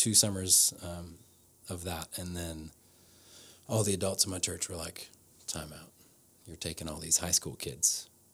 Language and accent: English; near Chicago, Indiana, United States; moved away as an adult; also born or lived in Rome, Italy; now in Nashville, United States; became a youth minister back in my hometown in Indiana near Chicago